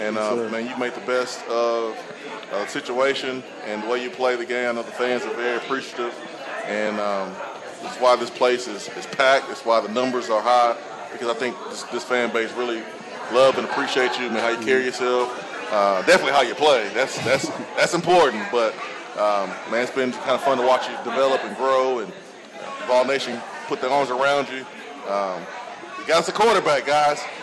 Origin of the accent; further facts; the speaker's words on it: Huntsville, Alabama, United States; I'm from Huntsville, Alabama